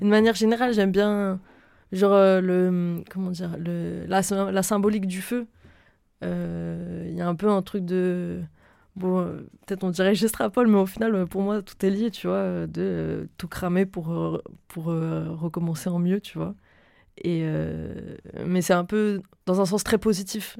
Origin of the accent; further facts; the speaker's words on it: Lille, Hauts-de-France, France; also born or lived in Reims / Normandy / Paris region / Marseille; je viens de Reims. De base, de base, de base, j'ai euh, commencé à grandir à Reims et j'ai continué et fini de grandir à Lille